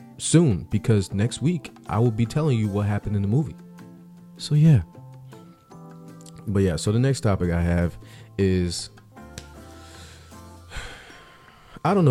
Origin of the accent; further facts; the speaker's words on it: Richmond, Virginia, United States; moved away as an adult; also born or lived in Clovis, New Mexico / Albuquerque, New Mexico; now in North Carolina, United States; Born and raised in Richmond, Virginia